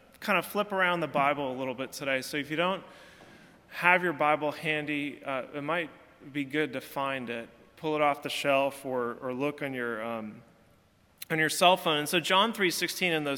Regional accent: California, United States; now in Alabama, United States; I'm from California

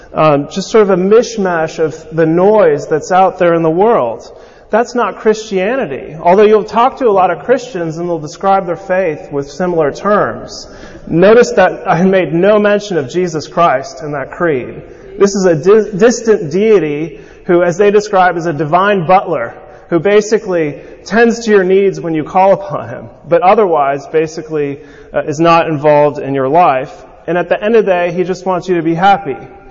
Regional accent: California, United States; growing up in California

